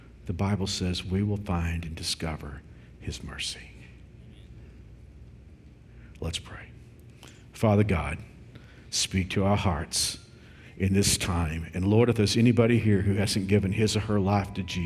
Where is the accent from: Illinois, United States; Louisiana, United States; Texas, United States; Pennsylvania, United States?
Texas, United States; Fort Worth; When I was a kid growing up in Fort Worth, you know, I grew up in a traditional church